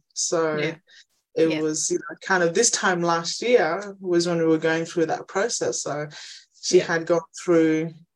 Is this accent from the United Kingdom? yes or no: no; Injinoo, Cape York, Queensland, Australia; moved away; I'm originally from Ingenu in Cape York, small Aboriginal community